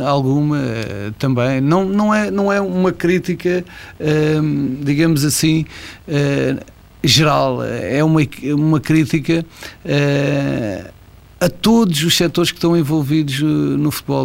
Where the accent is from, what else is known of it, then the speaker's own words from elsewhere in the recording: Barreiro, Setúbal, Portugal; moved away as an adult; also born or lived in Mozambique; now in Guimarães, Portugal; Vivi sempre no Barreiro, ainda, ainda à exceção de, de, agora estar, estar a viver em Guimarães, mas sou, sou do Barreiro posso considerar que sou, sou um barreirense